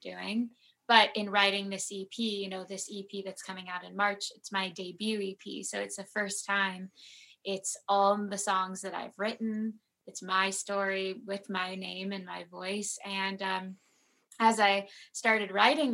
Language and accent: English; Southern California mountains, United States; now in Los Angeles, United States; I was born in LA, and then I moved to the Southern California mountains